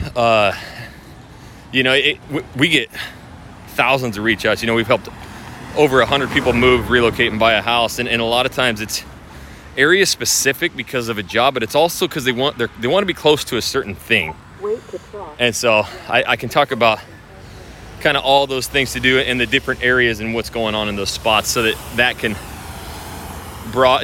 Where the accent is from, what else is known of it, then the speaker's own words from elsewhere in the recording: Idaho, United States; moved away as an adult; now in Houston, United States; I grew up in Idaho, six months of snow